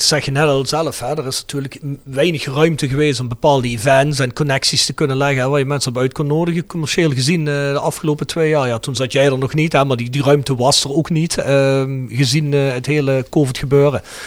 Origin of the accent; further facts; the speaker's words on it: Kerkrade, Limburg, Netherlands; now in Germany; Ik ben uit Limburg, ik ben uit Kerkrade